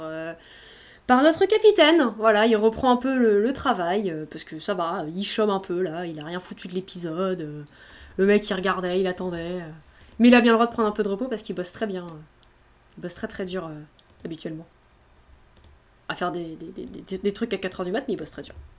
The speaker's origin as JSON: {"language": "French", "region": "Brittany", "country": "France", "said": "je suis bretonne"}